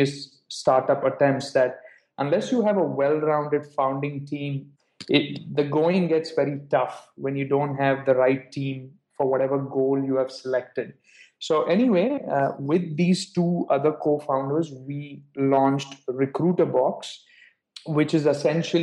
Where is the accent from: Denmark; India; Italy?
India; moved away as an adult; also born or lived in United States; So I'm originally from India, and I went to the US for my undergrad to Babson for 4 years